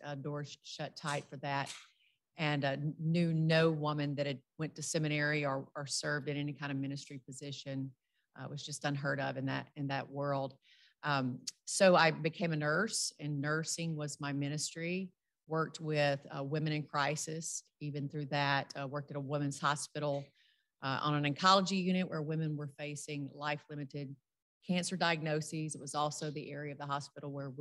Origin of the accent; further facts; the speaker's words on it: rural South Louisiana, United States; I grew up in the Deep South. I'm from rural South Louisiana